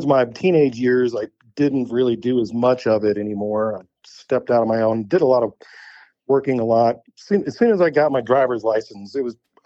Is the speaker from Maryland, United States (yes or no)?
no; Lake of the Ozarks, Missouri, United States; now in Moab, United States; I was born and raised in the Lake of the Ozarks.